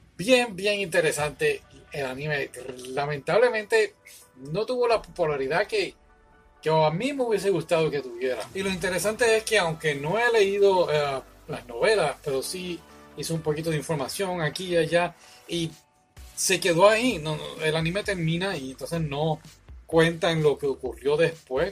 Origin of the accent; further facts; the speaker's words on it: Puerto Rico; los puertorriqueños tenemos nuestro acento